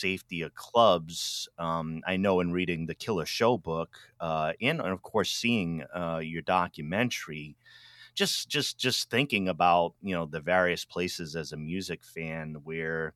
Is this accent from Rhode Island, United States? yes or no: yes; Pawtucket, Rhode Island, United States; I'm from Rhode Island, Pawtucket, Rhode Island, originally